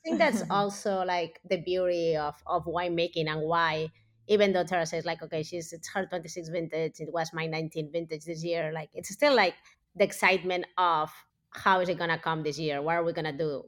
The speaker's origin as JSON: {"language": "English", "town": "Barcelona", "region": "Catalonia", "country": "Spain", "tie": "born or raised there", "also_born_or_lived": "California, United States", "moved": "as an adult", "lives_now": "United States", "said": "I grew up in Barcelona as big city"}